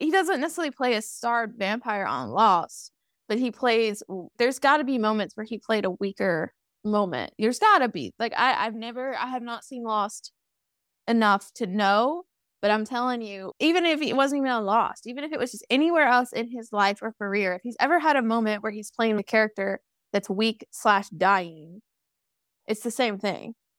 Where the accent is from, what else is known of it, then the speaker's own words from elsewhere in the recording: Kentucky, United States; moved away; I'm always gonna be a Kentucky girl